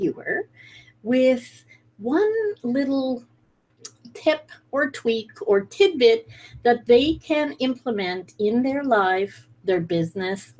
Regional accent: Edinburgh, Scotland, United Kingdom; now in Canada; I'm also a Brit, so can't leave that out. I'm originally from Scotland

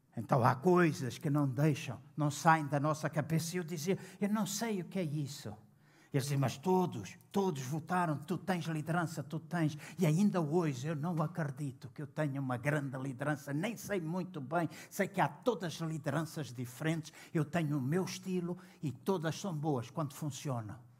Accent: Angola; now in Portugal; quando eu estive em Angola, na minha terra, o lugar onde eu nasci

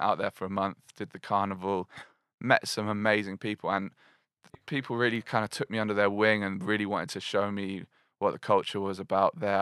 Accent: Glastonbury, South West England, United Kingdom; moved away as an adult; also born or lived in Bristol; I grew up in Glastonbury

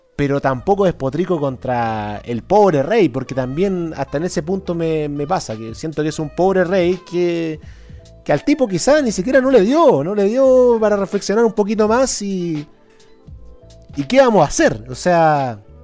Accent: Chile; una sociedad neoliberal como esta, como la chilena

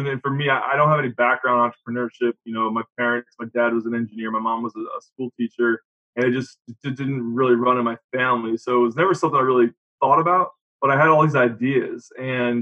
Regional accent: Rhode Island, United States; also born or lived in Jacksonville, Florida; now in Northern Kentucky, United States; I'm from Rhode Island

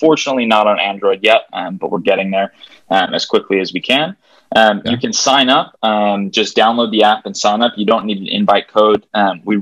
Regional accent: Hawaii, United States; moved away as an adult; now in Denver, United States; I'm from Hawaii, actually, originally.

